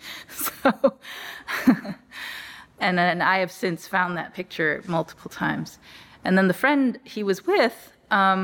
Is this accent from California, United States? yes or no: yes; Los Angeles, California, United States; I was born in Los Angeles.